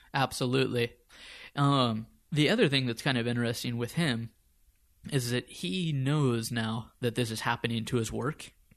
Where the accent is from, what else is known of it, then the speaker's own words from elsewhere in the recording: United States; moved away as an adult; also born or lived in Copenhagen, Denmark; now in Stockholm, Sweden; We're both American by birth